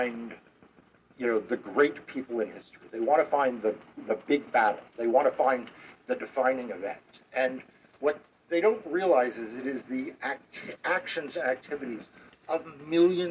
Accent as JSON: {"language": "English", "region": "New York", "country": "United States", "tie": "born or raised there", "said": "growing up in New York"}